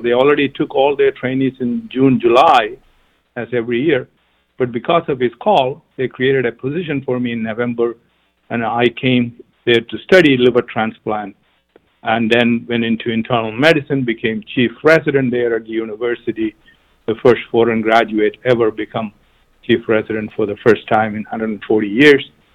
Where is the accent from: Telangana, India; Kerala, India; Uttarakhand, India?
Kerala, India; moved away as an adult; also born or lived in United Kingdom / Africa; now in United States; I'm from uh, South India, uh, the southernmost uh, tip, um, a state called Kerala